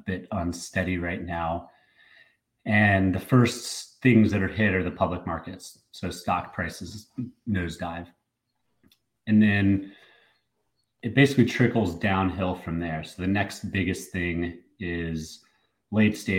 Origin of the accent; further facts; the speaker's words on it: Atlanta, Georgia, United States; moved away; Atlanta, George, my hometown